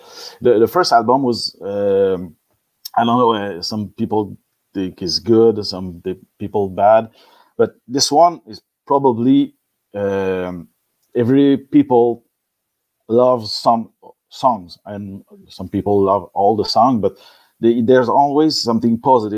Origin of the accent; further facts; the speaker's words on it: Quebec, Canada; first language French; English is a second language; we were raised with a band in Quebec in '90s that play metal and speak French